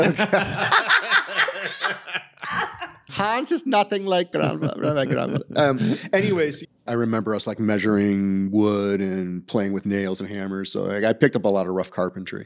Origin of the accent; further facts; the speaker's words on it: Toledo, Ohio, United States; now in Atlanta, United States; I grew up in Toledo, Ohio.